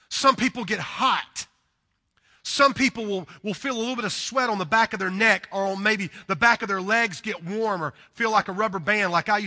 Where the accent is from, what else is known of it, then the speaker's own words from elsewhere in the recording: the South, United States; accent: southern; Now, listen, I'm a southern boy. Um, you can probably tell by my accent. I am from the deep south, and I love the south.